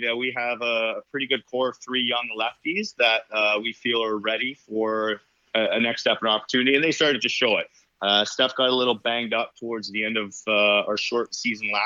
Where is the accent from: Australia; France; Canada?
Canada; Toronto, Ontario; I grew up in Scarborough